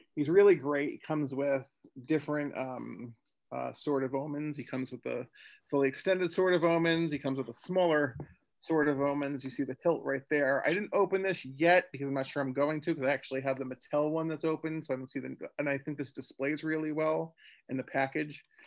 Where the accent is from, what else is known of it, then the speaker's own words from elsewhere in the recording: New Jersey, United States; moved away; I'm from Jersey originally